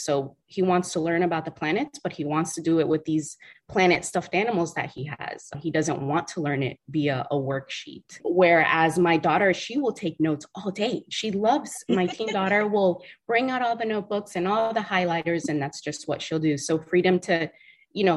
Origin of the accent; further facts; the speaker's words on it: South Florida, United States; South Florida